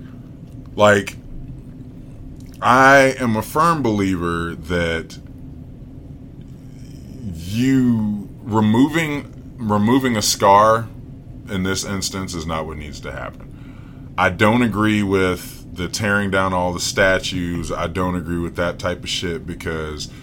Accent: Virginia, United States; I'm from Virginia

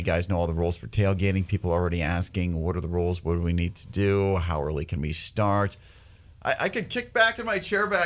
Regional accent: Winnipeg, Manitoba, Canada; now in Red River Valley, United States; I'm from Winnipeg

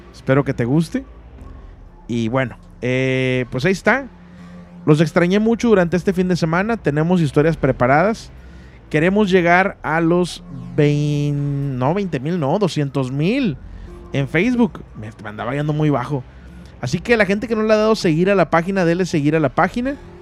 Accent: Monterrey, Nuevo León, Mexico; now in Ciudad Mante, Mexico; soy de Monterrey, pero vivo

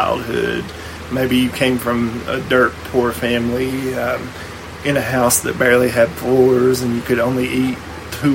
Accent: Appalachia, United States; being an Appalachian American

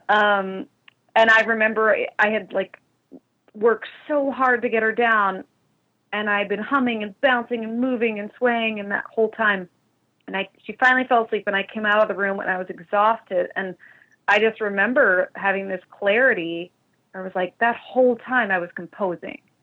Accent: Eastern Tennessee, United States; also born or lived in Mississippi / Brazil; now in Chicago, United States; I'm originally um, from Eastern Tennessee.

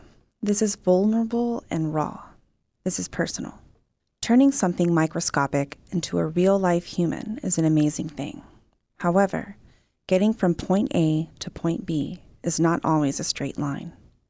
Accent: Texas, United States; now in Oklahoma, United States; I was born and raised in Texas, and as of 2012, I live in Oklahoma.

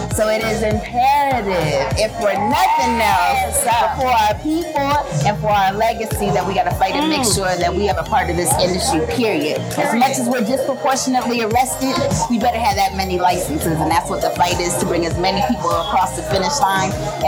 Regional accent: Los Angeles, California, United States; I come from South Central LA, raised in the Crenshaw, Baldwin Hill area. So, I qualified because of my zip code.

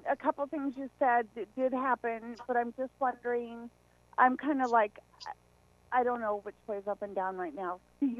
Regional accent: Montana, United States; now in Iowa, United States; I'm from Montana.

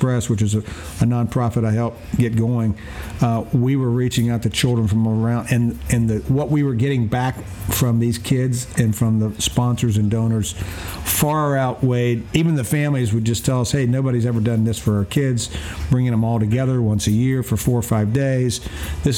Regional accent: North Carolina, United States; as a kindergarten PE teacher, which is what I was growing up in North Carolina when I graduated from college

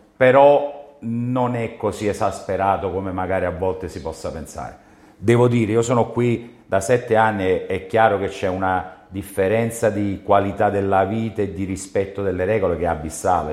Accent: Naples, Campania, Italy; sia un napoletano doc

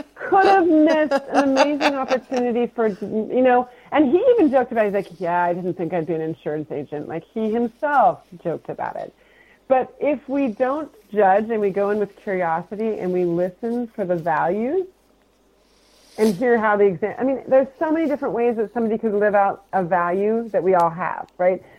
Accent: Portland, Oregon, United States; I'm from the Portland, Oregon area

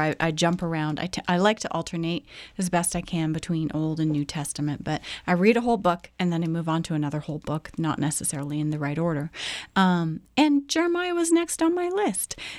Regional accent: Canada; I am also Canadian

